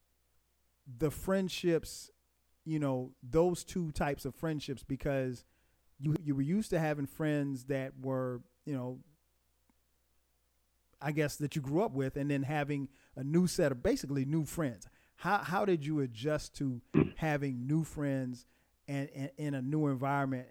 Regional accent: Florence, South Carolina, United States; moved away as an adult; we grew up in Florence, South Carolina. We went to high school together, middle school together, high school together

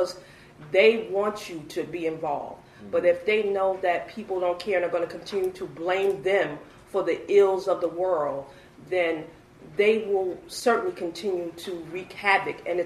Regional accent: Hempstead, New York, United States; I grew up in Hempstead

